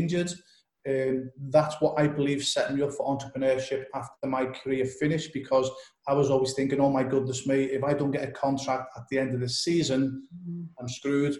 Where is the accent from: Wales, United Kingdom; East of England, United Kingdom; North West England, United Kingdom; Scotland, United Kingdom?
North West England, United Kingdom; Liverpool; I'm originally from Liverpool in the UK, England.